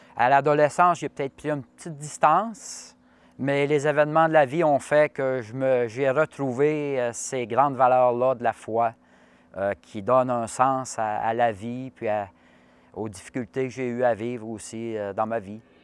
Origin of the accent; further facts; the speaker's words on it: Saint-Jules-de-Beauce, Quebec, Canada; je suis de Saint-Jules-de-Beauce